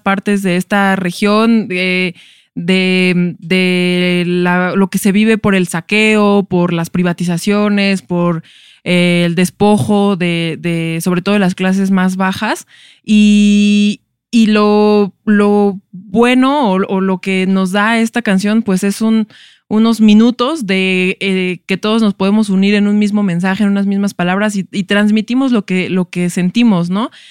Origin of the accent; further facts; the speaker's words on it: Mexico; somos los mexicanos en, Estados Unidos